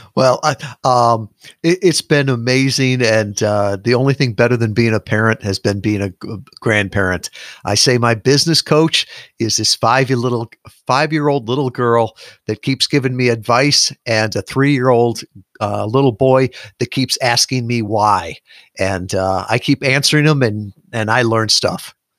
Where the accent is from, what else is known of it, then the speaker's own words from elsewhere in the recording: Midwest, United States; moved away as an adult; I was born in the Midwest. I'd never really been more than a hundred miles from my home.